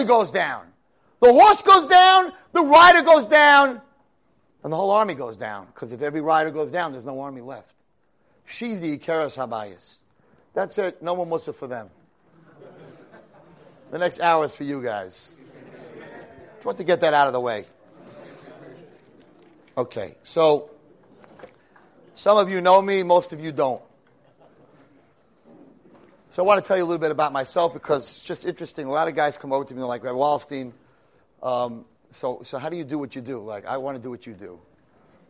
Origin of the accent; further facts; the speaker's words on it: Monsey, New York, United States; I grew up in Muncie, New York.